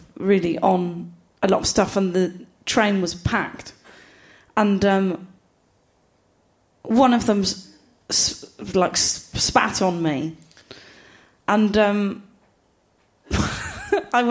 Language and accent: English; Gloucester, South West England, United Kingdom; I'm from Gloucester.